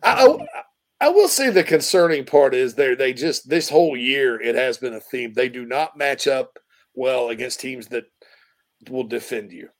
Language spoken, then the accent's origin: English; the South, United States; moved away; I'm from the South